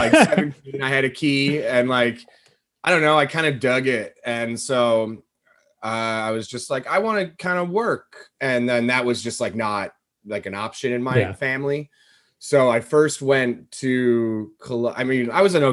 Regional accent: West Chester, Pennsylvania, United States; now in Chicago, United States; was born in Pennsylvania, Westchester

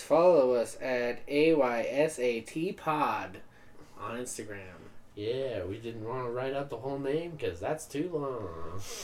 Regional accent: Utah, United States; I'm from Utah

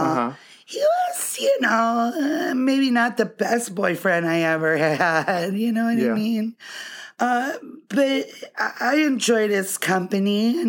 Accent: Ann Arbor, Michigan, United States; born there; I was born in Ann Arbor, Michigan.

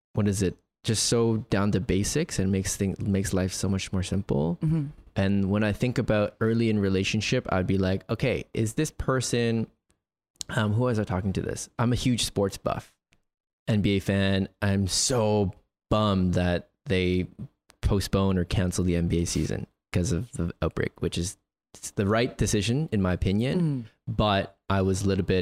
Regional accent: Toronto, Ontario, Canada; grew up in Toronto

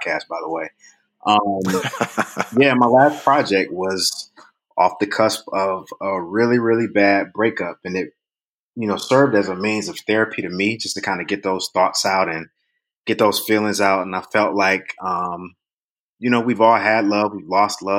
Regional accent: Cleveland, Ohio, United States; Born and raised in Cleveland, Ohio.

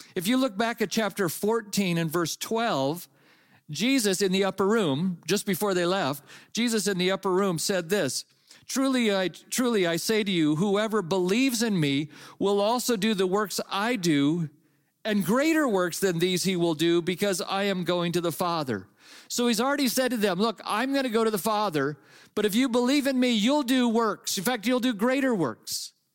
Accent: Napa, California, United States; I grew up in California and I grew up in the Napa Valley

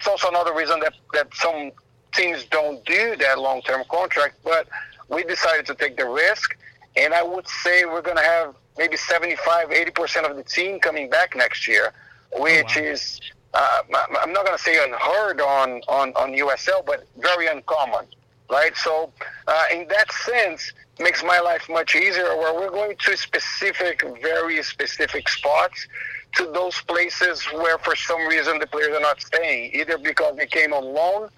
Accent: Brazil; now in Austin, United States; I'm from Brazil.

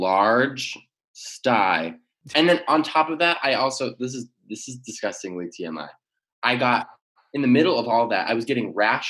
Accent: Michigan, United States; moved away as an adult; also born or lived in Virginia; now in Los Angeles, United States; I was born in Virginia. I moved to Michigan at like age one.

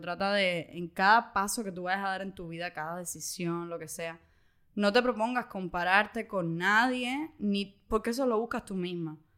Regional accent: Cuba; vi a mis tíos que cuando yo nací no estaban en Cuba

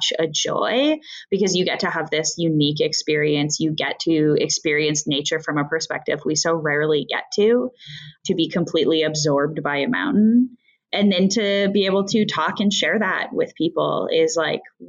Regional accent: Canada; I grew up in Canada

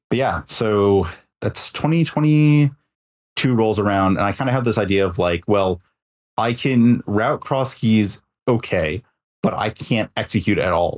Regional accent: Detroit, Michigan, United States; moved away; in my hometown Detroit

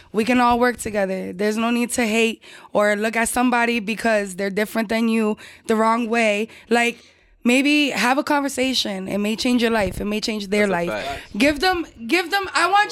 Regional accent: Lawrence, Massachusetts, United States; I'm from Lawrence, Mass

